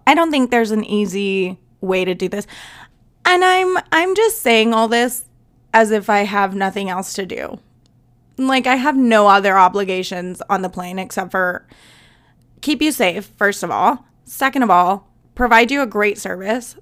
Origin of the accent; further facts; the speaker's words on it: Southwest, United States; I am from the South, but I'm, like, from the Southwest